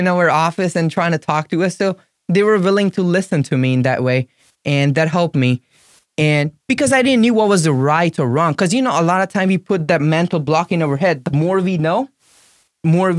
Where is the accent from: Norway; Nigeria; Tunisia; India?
India; English is a second language; moved away as an adult; now in Florida, United States; I was from India